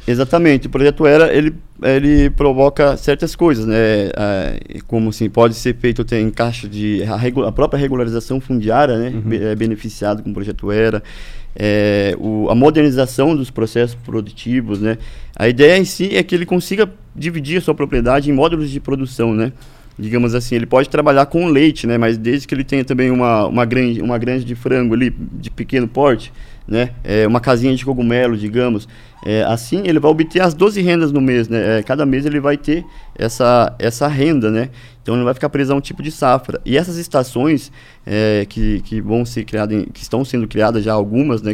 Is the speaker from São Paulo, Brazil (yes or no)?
no; Ibaiti, Paraná, Brazil; moved away as an adult; also born or lived in Prudentópolis, Paraná; sou natural aqui, é, do, do Paraná mesmo, da região ali do Norte Pioneiro